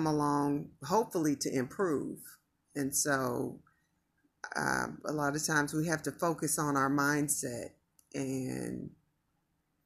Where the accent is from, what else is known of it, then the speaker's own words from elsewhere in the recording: Kansas City, Missouri, United States; now in Las Vegas, United States; I'm from Kansas City too